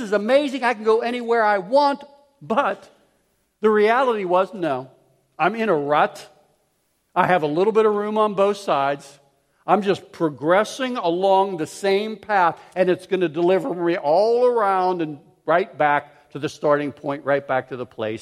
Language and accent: English; Pittsburgh, Pennsylvania, United States; I grew up in Pittsburgh